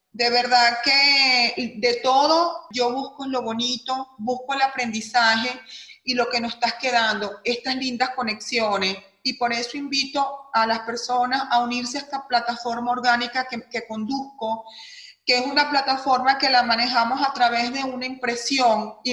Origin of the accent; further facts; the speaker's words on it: Venezuela; moved away as an adult; que vengo trabajando hace muchísimos años en mi tierra natal, Venezuela, el país al cual amo y agradezco mi profesión